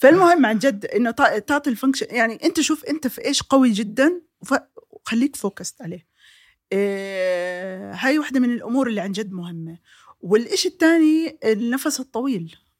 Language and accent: Arabic; Jordan; عندنا في الاردن بالذات